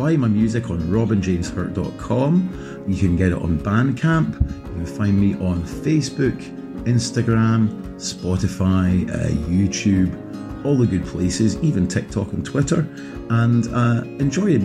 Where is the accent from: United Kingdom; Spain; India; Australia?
United Kingdom; Scotland; also born or lived in Belfast; now in Wexford, Ireland; I was born in Belfast, brought up in Scotland, and I now live in Wexford